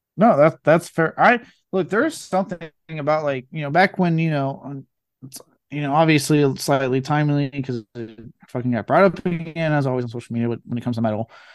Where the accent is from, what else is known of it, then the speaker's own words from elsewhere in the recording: Cajun, Louisiana, United States; I am fucking Cajun myself